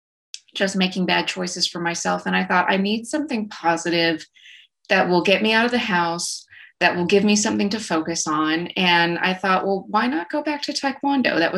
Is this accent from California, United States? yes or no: no; rural West Texas, United States; I grew up in rural West Texas, as you can probably tell by my accent. I grew up in a small town out between Lubbock and Abilene